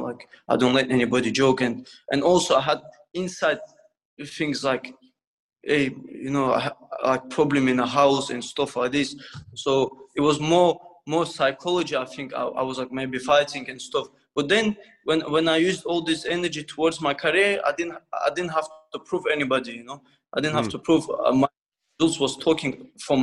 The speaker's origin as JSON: {"language": "English", "region": "Dagestan", "country": "Russia", "second_language": "English", "moved": "yes", "lives_now": "United Kingdom", "said": "I came from Russia, you know, from Dagestan, and in this country, don't know language, like a refugee"}